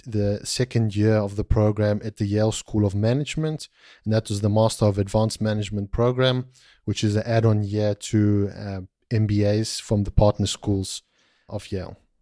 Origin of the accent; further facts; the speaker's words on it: South Africa; moved away; I'm originally from South Africa, uh, of Greek, uh, descent